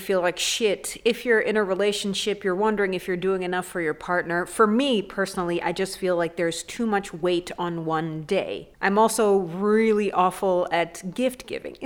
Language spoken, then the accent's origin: English; Mombasa, Mombasa County, Kenya; It's Mombasa. It's my hometown.